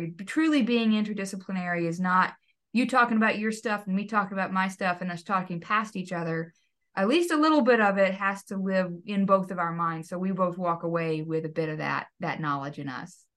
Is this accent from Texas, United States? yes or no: yes; Texas, United States; I grew up in Texas